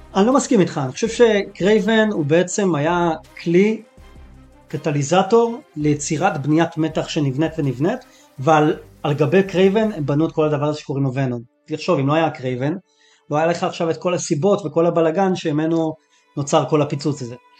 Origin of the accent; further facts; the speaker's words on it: Israel; בתור ישראלי